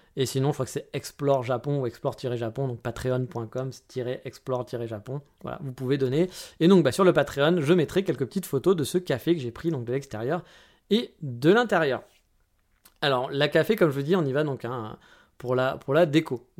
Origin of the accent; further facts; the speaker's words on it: France; Je suis un bon français